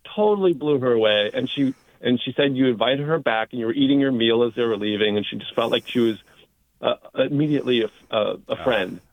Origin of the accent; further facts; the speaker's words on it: East Coast, United States; moved away; I, I grew up on the East Coast.